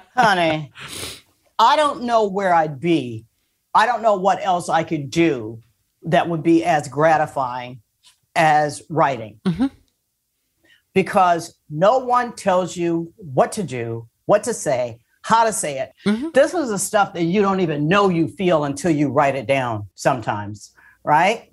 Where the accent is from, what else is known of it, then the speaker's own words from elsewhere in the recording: Port Huron, Michigan, United States; moved away; I grew up in Michigan